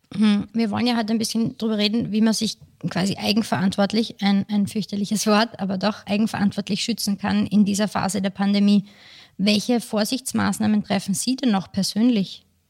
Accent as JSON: {"language": "German", "country": "Austria", "said": "Bei uns in Österreich"}